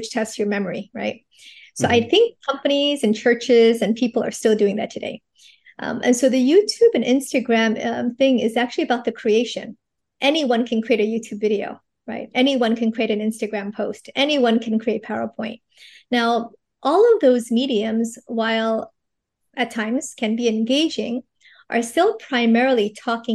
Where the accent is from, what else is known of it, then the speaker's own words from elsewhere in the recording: United States; moved away as an adult; also born or lived in New York / Los Angeles; now in Singapore; I'm actually an American from New York